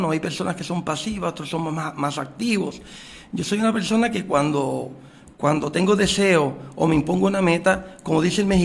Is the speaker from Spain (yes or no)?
no; Puerto Rico; qué mejor que prestar 30 eh, años de servicio aquí en mi país en beneficio de nuestra patria